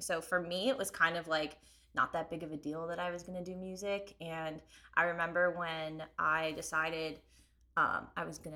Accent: Lansdale, Pennsylvania, United States; now in Philadelphia, United States; I'm from Lansdale, North Wales

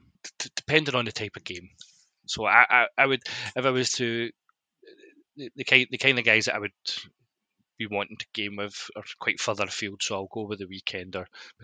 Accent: Glasgow, Scotland, United Kingdom; I'm from the East End of Glasgow

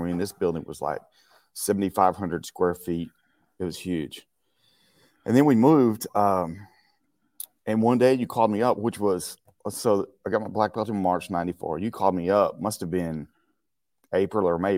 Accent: Marshall, Texas, United States; moved away as an adult; now in Acton, United States; from Marshall, Texas. That's my hometown

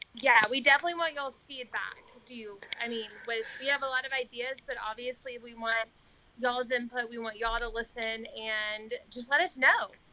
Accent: the South, United States; I am from the South

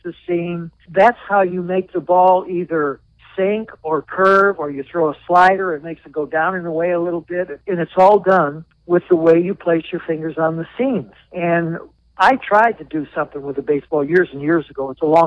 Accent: Southern California, United States; also born or lived in Pittsburgh area; now in Jacksonville, United States; I grew up in Southern California

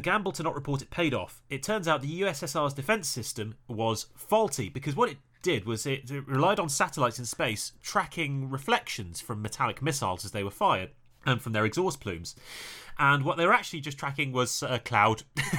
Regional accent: Maryland, United States; I'm from Maryland. My gosh, everything here is so small and old.

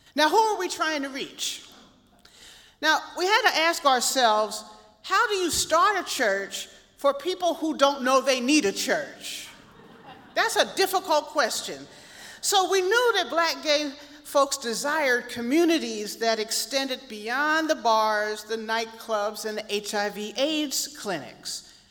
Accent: Philadelphia, Pennsylvania, United States; moved away; also born or lived in Chicago; growing up in Philadelphia, my family had a long standing connection to these little AME churches

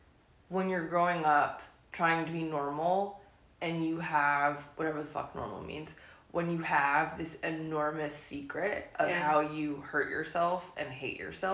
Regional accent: Lake Oswego, Oregon, United States; I'm from, well, I grew up in Lake Oswego.

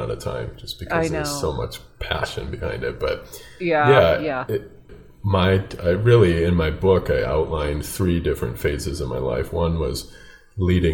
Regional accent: Minnesota, United States; also born or lived in Hopkins, Minnesota; I live in a suburb of the Twin Cities, a little town of Hopkins, Minnesota. So about 10 minutes west, in a town of about 20,000, which is not too far from the way I grew up.

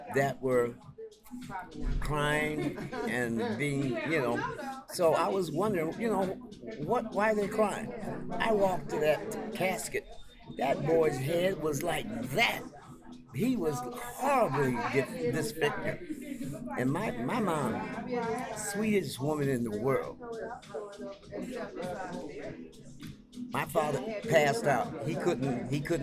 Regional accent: Chicago, Illinois, United States; I'm a lifelong resident of Chicago. In fact, I was born at 3110 Rhodes on the dining room table.

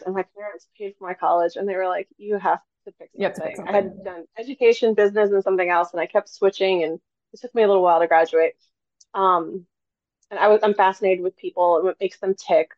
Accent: Orlando, Florida, United States; I'm from Orlando, Florida

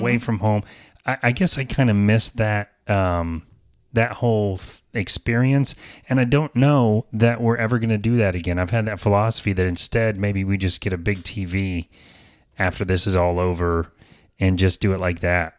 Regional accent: the South, United States; I'm from the South, so I say garage

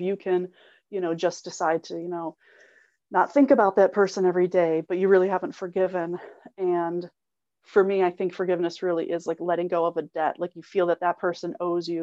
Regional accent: Illinois, United States; I'm from Illinois, so it's completely flat

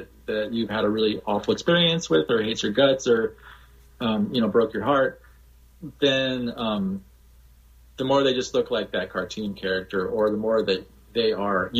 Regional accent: Hawaii, United States; being from Hawaii and being white in Hawaii

